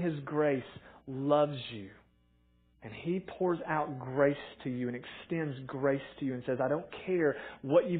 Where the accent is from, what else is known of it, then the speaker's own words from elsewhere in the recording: Morristown, Tennessee, United States; I grew up in Morristown, went to Morristown East